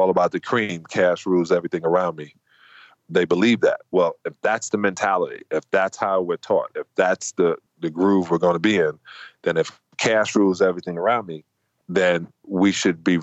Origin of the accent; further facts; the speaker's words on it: United States; me being an American.